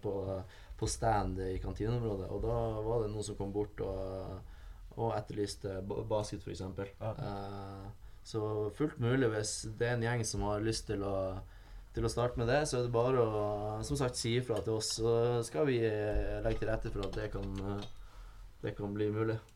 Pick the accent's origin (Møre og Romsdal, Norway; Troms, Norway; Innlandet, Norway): Troms, Norway; Tromsø; moved away as an adult; Og jeg er fra Tromsø. Født og oppvokst i Tromsø